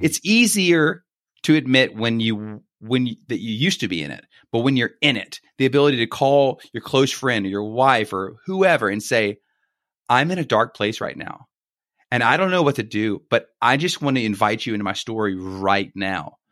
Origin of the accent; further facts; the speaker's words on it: Baton Rouge, Louisiana, United States; moved away as an adult; now in Greenville, United States; born and raised in Baton Rouge